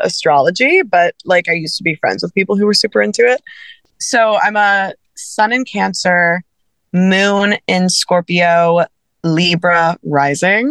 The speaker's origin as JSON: {"language": "English", "region": "South Louisiana", "country": "United States", "tie": "born or raised there", "said": "I grew up in South Louisiana"}